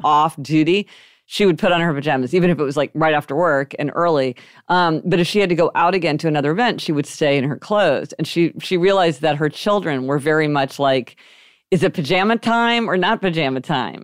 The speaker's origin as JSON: {"language": "English", "town": "Kansas City", "region": "Missouri", "country": "United States", "tie": "born or raised there", "said": "We grew up in Kansas City, Missouri"}